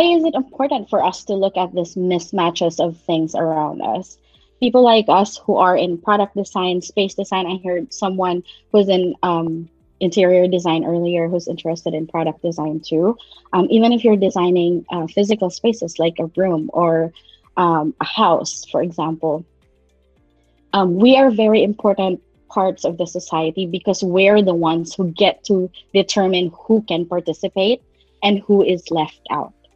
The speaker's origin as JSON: {"language": "English", "country": "Philippines", "also_born_or_lived": "Manila", "moved": "as an adult", "lives_now": "United States", "said": "I hail from Philippines. Um, I'm based in the United States right now, and I've been here for about 15 years."}